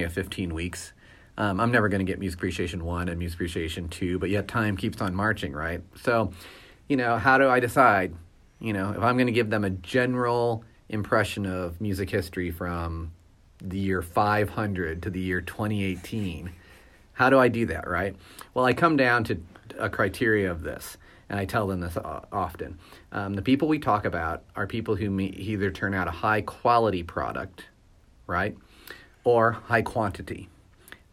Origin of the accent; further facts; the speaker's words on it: St. Louis, Missouri, United States; now in Kansas City, United States; I'm from St. Louis.